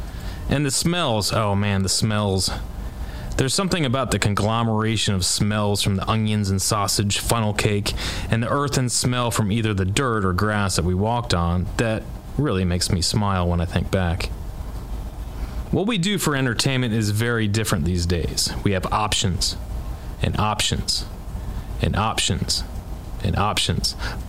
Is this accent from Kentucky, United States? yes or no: yes; Kentucky, United States; I was born and raised in Kentucky.